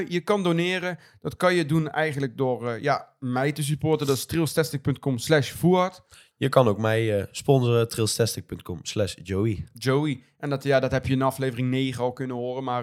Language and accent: Dutch; Netherlands; Vooral als Nederlander